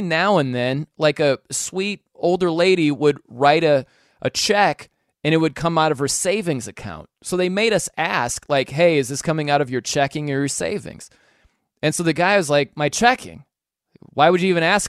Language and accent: English; South Bend, Indiana, United States; I was just starting as a sports talk guy in my hometown of South Bend, Indiana